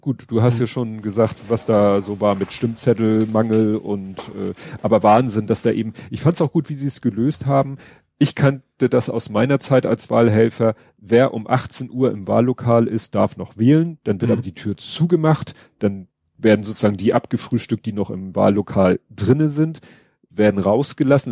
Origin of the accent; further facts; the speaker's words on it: Germany; als Deutsche